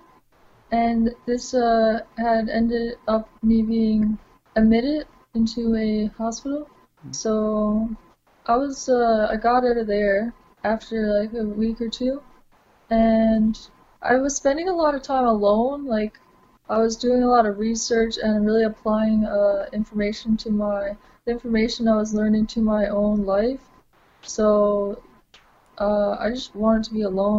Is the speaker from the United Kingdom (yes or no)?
no; Corner Brook, Newfoundland and Labrador, Canada; I grew up on Brook, Newfoundland